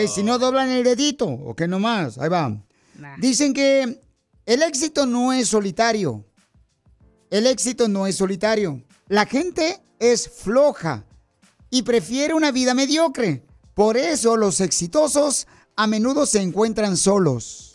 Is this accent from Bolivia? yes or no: no; Mexico; moved away; yo soy mexicano